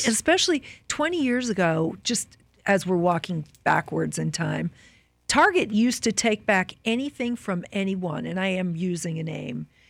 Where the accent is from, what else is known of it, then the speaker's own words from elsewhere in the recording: Midwest, United States; both Lyle and I are from the Midwest